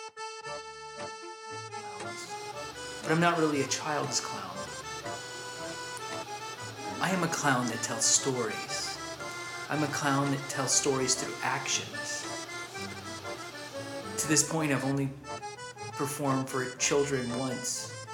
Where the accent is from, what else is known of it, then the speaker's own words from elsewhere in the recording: Louisville, Kentucky, United States; I'm 38 years old, and I'm from Louisville, Kentucky